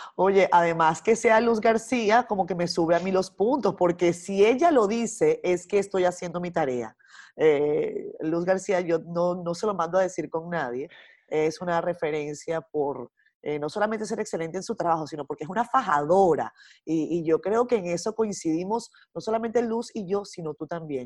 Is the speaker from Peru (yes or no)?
no; Venezuela; moved away as an adult; now in Dominican Republic; yo nací en Venezuela, viví muchos años en Venezuela, casi toda mi vida